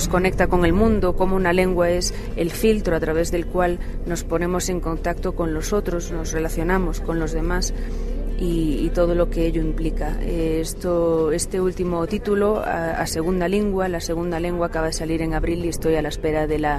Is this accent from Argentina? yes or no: no; Santiago de Compostela, Galicia, Spain; Pues yo nací en Santiago de Compostela, en la capital de Galicia, soy gallega